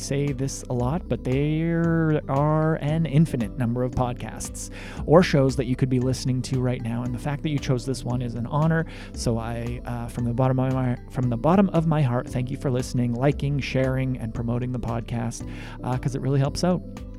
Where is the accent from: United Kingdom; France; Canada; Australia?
Canada; Russell, Manitoba; I'm from Russell.